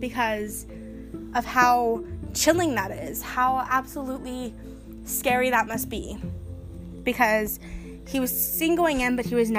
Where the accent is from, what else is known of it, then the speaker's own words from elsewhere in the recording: Ohio, United States; I'm native to Ohio. For those of you listeners who don't know, I am from Ohio.